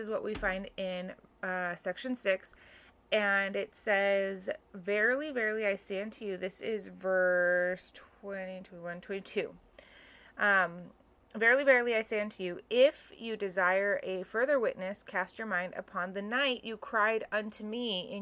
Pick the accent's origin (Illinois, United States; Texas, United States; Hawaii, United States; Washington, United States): Hawaii, United States; The stake I grew up in Hawaii, was pretty large